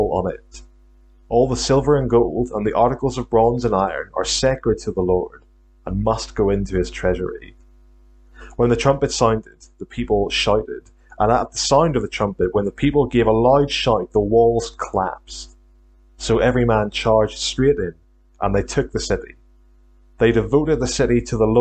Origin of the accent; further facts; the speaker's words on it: Northern Ireland, United Kingdom; accent: Northern Irish; also born or lived in Glasgow, Scotland; now in St Andrews, United Kingdom; I'm from Northern Ireland originally. Hopefully you can still pick up on a trace of a Northern Irish accent.